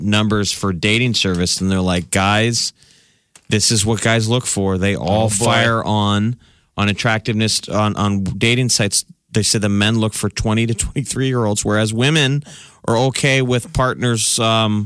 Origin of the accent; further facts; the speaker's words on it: Southern United States, United States; accent: southern; my southern accent